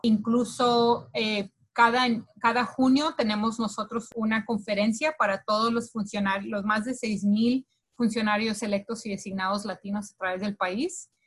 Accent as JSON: {"language": "Spanish", "country": "Colombia", "moved": "yes", "lives_now": "United States", "said": "los colombianos no somos iguales que los mexicanos"}